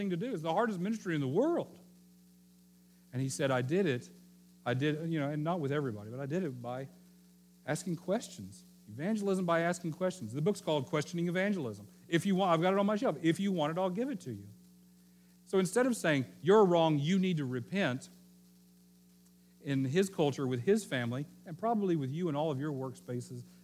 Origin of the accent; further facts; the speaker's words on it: the Bible Belt, the South, United States; I grew up in the Bible Belt